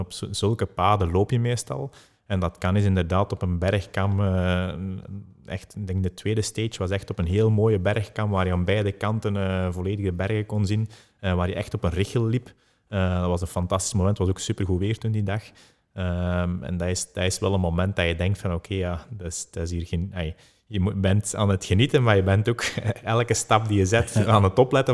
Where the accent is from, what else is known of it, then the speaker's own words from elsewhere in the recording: Belgium; we als Belgen